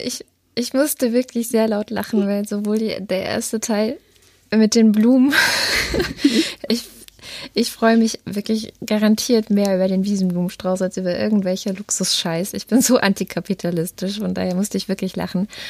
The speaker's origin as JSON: {"language": "German", "region": "Baden-Württemberg", "country": "Germany", "tie": "born or raised there", "also_born_or_lived": "East Germany (GDR)", "moved": "yes", "lives_now": "Berlin, Germany", "said": "aus meiner baden-württembergischen Kindheit, also ich bin ja 89 nach Baden-Württemberg gekommen"}